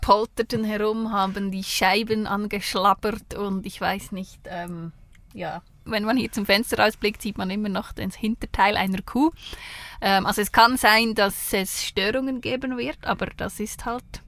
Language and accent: German; Switzerland; accent: Bernese German; bin aus der Schweiz, in der Schweiz geboren, ähm, habe fast immer in der Schweiz gelebt